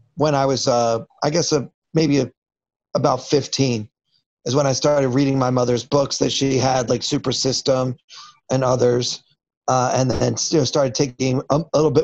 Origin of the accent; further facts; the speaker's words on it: Baltimore, Maryland, United States; moved away as an adult; now in New York City, United States; I grew up in Baltimore